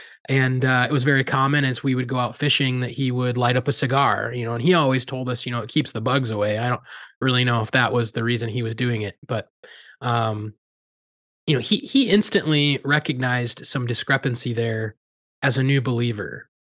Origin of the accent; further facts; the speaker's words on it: Iowa, United States; if you know a little bit more about …, growing up in Southern Iowa, you know, country music has a nostalgic feel to me